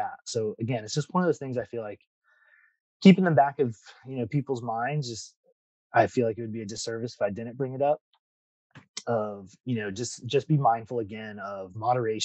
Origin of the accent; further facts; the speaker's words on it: Ohio, United States; moved away as an adult; now in Florida, United States; I grew up in Ohio